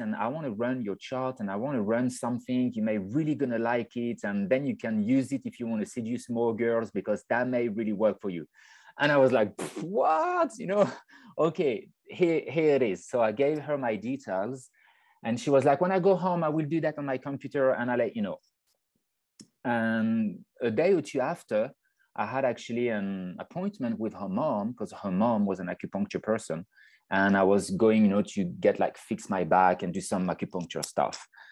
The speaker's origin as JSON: {"language": "English", "region": "French Alps", "country": "France", "tie": "born or raised there", "moved": "yes", "said": "I was born in the French Alps. Um, so I'm from France"}